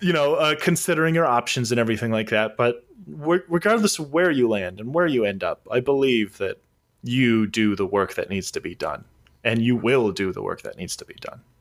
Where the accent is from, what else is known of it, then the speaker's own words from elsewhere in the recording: Southern California, United States; the long-haired fuck from Southern California